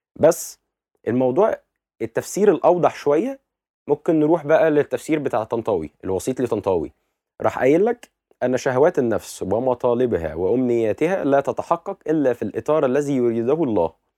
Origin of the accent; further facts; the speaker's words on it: Egypt; بالنسبه لنا كمصريين